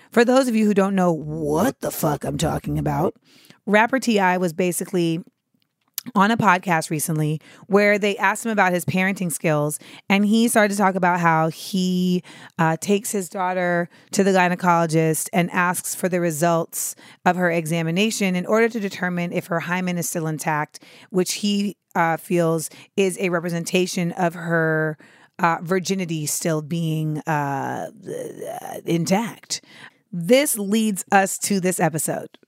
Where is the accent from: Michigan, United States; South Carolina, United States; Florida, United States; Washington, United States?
Florida, United States; Orlando; moved away; I will be at the Orlando Improv in my hometown of the four oh seven